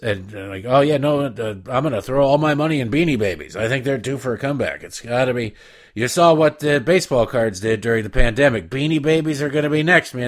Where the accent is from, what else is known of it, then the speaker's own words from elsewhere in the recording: Detroit, Michigan, United States; moved away; also born or lived in Baltimore; I grew up in Detroit and lived thirteen years in Baltimore